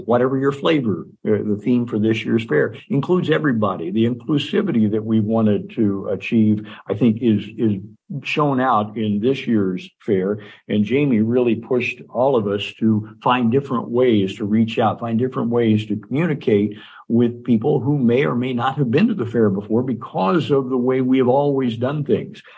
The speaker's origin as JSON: {"language": "English", "region": "Indiana", "country": "United States", "tie": "born or raised there", "moved": "yes", "lives_now": "Nebraska, United States", "said": "Nebraska is the 13th uh, state in which I've lived. Uh, I grew up in Indiana"}